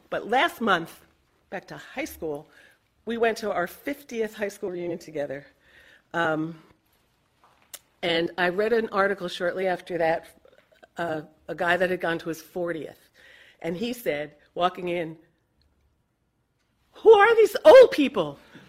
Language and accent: English; East Coast, United States; now in New Hampshire, United States; Even though we grew up on the East Coast, we had never set foot in New Hampshire.